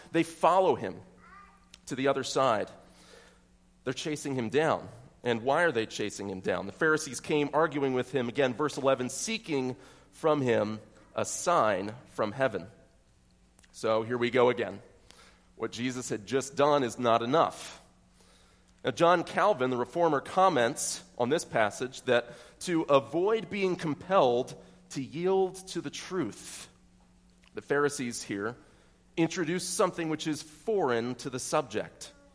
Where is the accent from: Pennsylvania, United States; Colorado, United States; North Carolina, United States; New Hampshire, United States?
Pennsylvania, United States; York County; I might say that I'm from York County. I might say that I'm from North York.